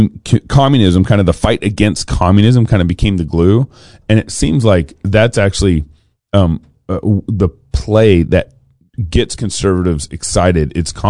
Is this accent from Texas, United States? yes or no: yes; Dallas, Texas, United States; I grew up in Dallas, Texas